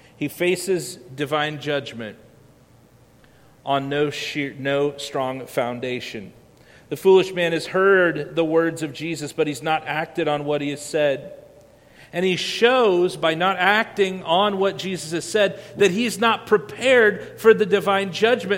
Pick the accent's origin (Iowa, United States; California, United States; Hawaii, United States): Iowa, United States; moved away; I grew up in Iowa where we don't have a whole lot of beaches